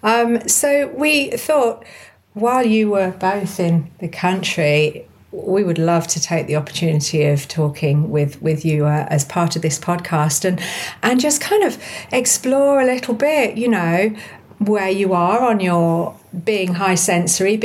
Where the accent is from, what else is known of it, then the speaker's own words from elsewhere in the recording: United Kingdom; British like us